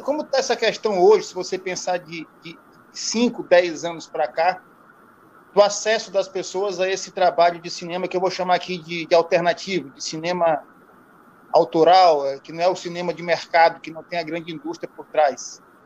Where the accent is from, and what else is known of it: São Luís, Maranhão, Brazil; born or raised there